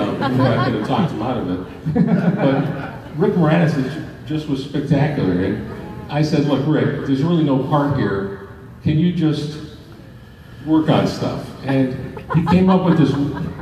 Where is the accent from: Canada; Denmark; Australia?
Canada; Toronto, Ontario; this wonderful community of very funny people that I grew up with in Toronto